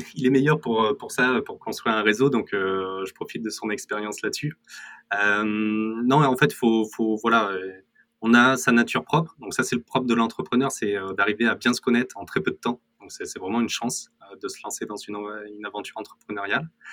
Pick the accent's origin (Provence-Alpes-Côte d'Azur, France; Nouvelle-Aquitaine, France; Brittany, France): Nouvelle-Aquitaine, France; Corrèze; je viens de Corrèze et je suis très fier de venir de Corrèze.